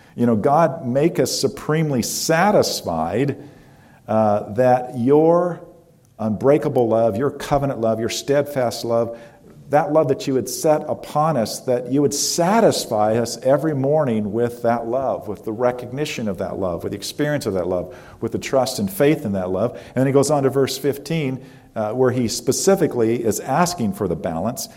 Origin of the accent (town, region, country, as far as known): United States